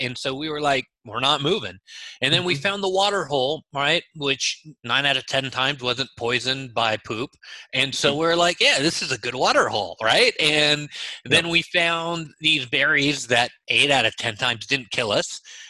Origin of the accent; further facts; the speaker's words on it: Israel; English is a second language; moved away; I came to this country from Israel knowing zero English.